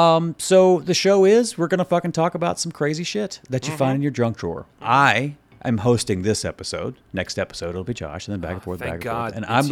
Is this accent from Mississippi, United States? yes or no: yes; Mississippi, United States; I grew up in Mississippi, and my family's from a place called Quitman, Mississippi.